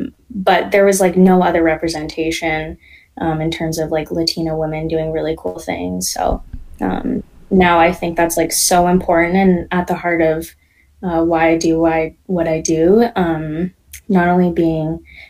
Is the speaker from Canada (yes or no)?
yes; Canada; born there; So I'm first generation. I was born here in Canada, yes.